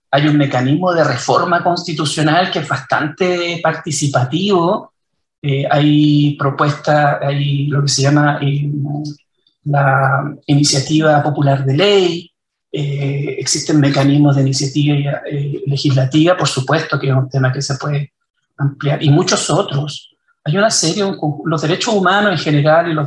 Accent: Chile; Que nos vamos a dividir, que ya no vamos a ser todos, que somos todos chilenos.

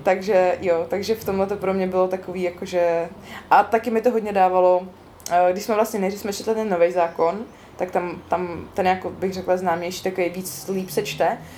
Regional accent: East Bohemia, Czechia; also born or lived in Olomouc; doma ve východních Čechách, odkud pocházím

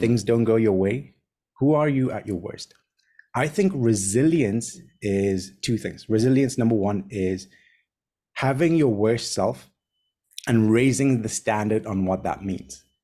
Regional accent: Tanzania; also born or lived in Kenya; now in Hong Kong; born and raised in Tanzania, studied in Kenya. I now live in Hong Kong.

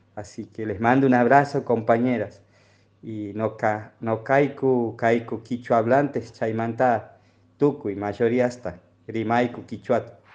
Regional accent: Pozo del Castaño, Santiago del Estero, Argentina; El Pozo del Castaño es una comunidad que está ubicada al norte entre los departamentos Figueroa y Moreno, y ahí nomás está Alberdi, somos eh, base del MOCASE

